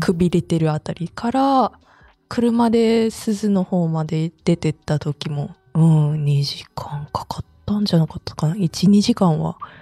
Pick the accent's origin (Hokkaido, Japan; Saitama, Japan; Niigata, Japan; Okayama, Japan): Saitama, Japan; moved away; 私浦和から参加してたと思うんですけど実家